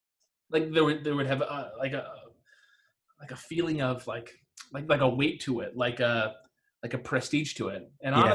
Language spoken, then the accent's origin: English; Detroit, Michigan, United States; So I grew up in the Detroit area.